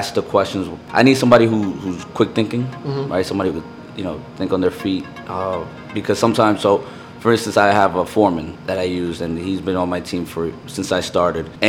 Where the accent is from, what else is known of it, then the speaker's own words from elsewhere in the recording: New York City, New York, United States; also born or lived in Brooklyn / Peru; I'm a Queens boy, you know, so, you know, born and raised in Queens